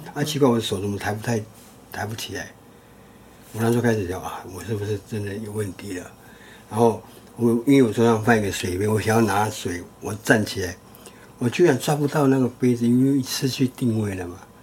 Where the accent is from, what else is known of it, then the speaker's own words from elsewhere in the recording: Taitung County, Taiwan; moved away as an adult; 我又会讲母语，我是在地人